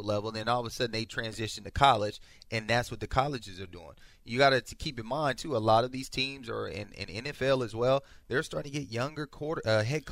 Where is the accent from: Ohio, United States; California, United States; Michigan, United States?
California, United States; Sacramento; moved away; I grew up because I'm from Sacramento. I grew up a Niners fan